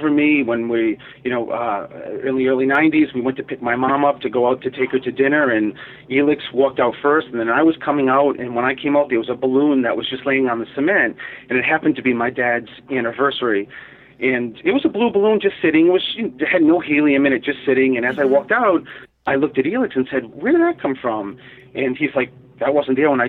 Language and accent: English; Providence, Rhode Island, United States; growing up in Providence, Rhode Island